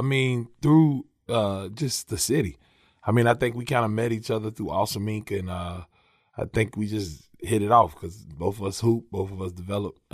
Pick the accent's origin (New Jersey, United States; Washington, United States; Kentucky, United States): Kentucky, United States; Lexington; I'm from Lexington, man. Northwest side of Lexington, a little community, a little neighborhood called Oakwood, right off of Georgetown Street. Um, so, yeah, man, that's, that's where I'm from. Born and raised, been in Lexington my whole life